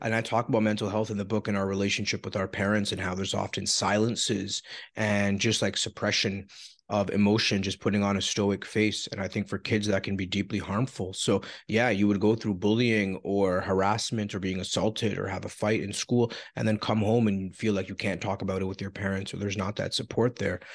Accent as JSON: {"language": "English", "town": "Toronto", "region": "Ontario", "country": "Canada", "tie": "born or raised there", "said": "I was born in Scarborough"}